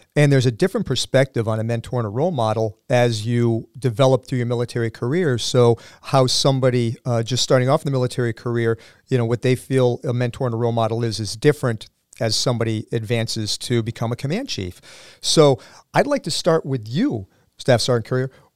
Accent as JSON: {"language": "English", "town": "Sandwich", "region": "Massachusetts", "country": "United States", "tie": "born or raised there", "said": "I am also a Sandwich High School alum"}